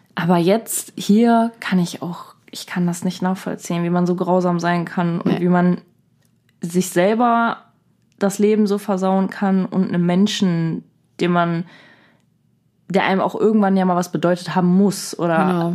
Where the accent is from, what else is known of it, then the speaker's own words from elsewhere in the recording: Germany; bei uns in Deutschland